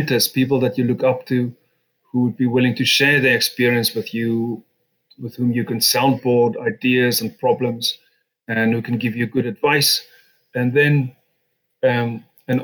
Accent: South Africa; moved away as an adult; now in United Kingdom; I had the good fortune of being born in South Africa and Africa, and then came to Britain in my 20s and have been a British citizen since.

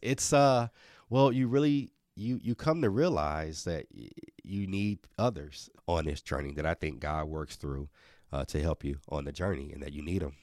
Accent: Milwaukee, Wisconsin, United States; born or raised there

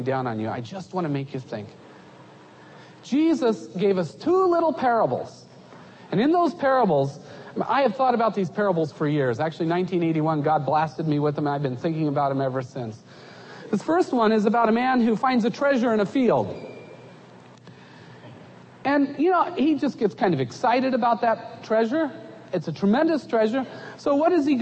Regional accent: United States; moved away as an adult; also born or lived in Egypt

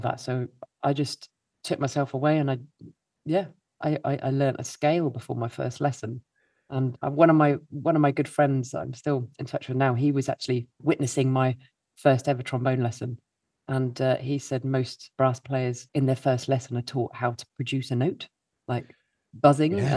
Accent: Milton Keynes, South East England, United Kingdom; I grew up in Milton Keynes. Someone's got to come from Milton Keynes. That's me.

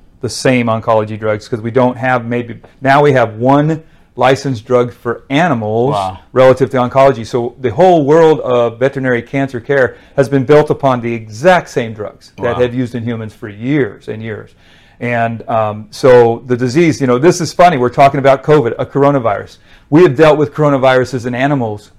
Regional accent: Wyoming, United States; moved away as an adult; now in Texas, United States; I'm from Wyoming originally, wow. But now live in Texas since 86.

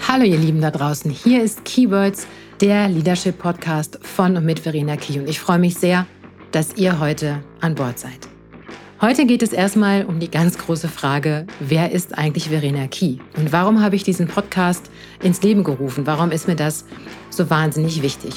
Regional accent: Münster, North Rhine-Westphalia, Germany; moved away as an adult; now in Palatinate, Germany; ich bin in Münster in Nordrhein-Westfalen geboren und lebe jetzt seit sechs Jahren im Exil, wie ich immer so schön sage, in der schönen Pfalz

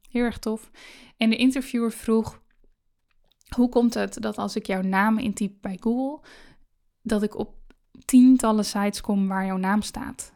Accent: Netherlands; Ik ben in Nederland geboren, ik ben veilig opgegroeid

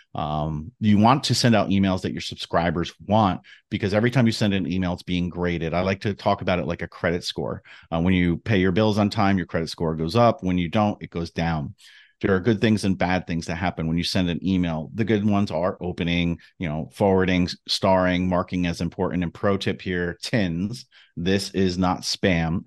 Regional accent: New Jersey, United States; growing up in New Jersey

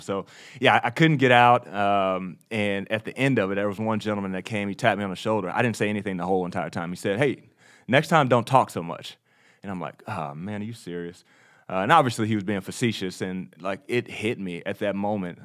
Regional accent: Texas, United States; also born or lived in New York; I was born in the Bible Belt

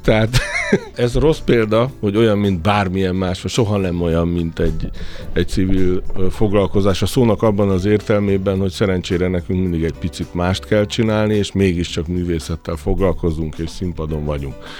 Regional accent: Sopron, Győr-Moson-Sopron, Hungary; Soproni vagyok, ott túl sok minden nem volt.

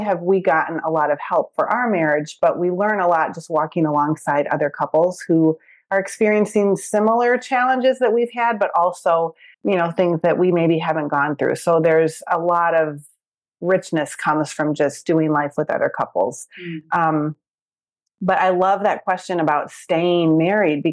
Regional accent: Michigan, United States; moved away as an adult; also born or lived in Chicago area; now in Chicago, United States; I'm from Michigan.

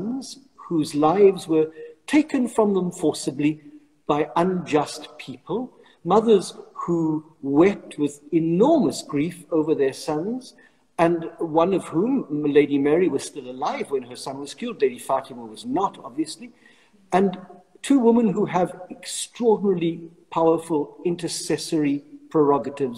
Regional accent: South Africa; moved away as an adult; now in Rome, Italy; as a South African priest, I was living in an area surrounded by mosques

